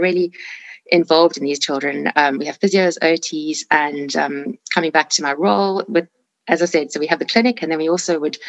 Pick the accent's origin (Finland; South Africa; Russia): South Africa; moved away as an adult; now in United Kingdom; I am from South Africa, where I did my training